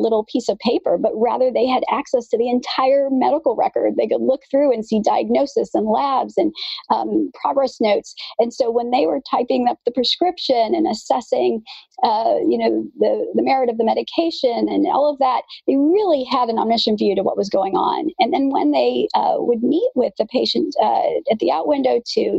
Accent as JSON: {"language": "English", "region": "Midwest", "country": "United States", "tie": "born or raised there", "also_born_or_lived": "Kansas", "moved": "as an adult", "lives_now": "California, United States", "said": "I grew up in the Midwest"}